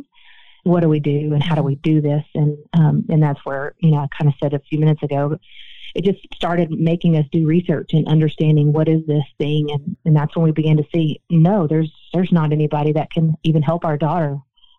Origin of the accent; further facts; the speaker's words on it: Nashville, Tennessee, United States; I live in the state of Tennessee, for instance, born and raised in Nashville, Tennessee